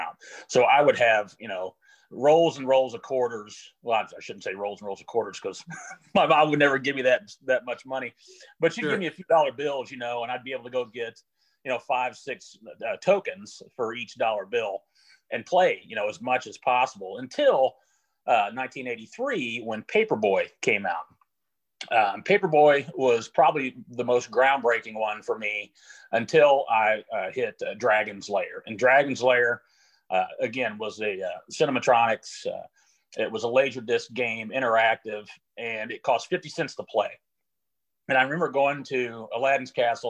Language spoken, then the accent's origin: English; Jefferson City, Missouri, United States; I was born and raised in Jefferson City, Missouri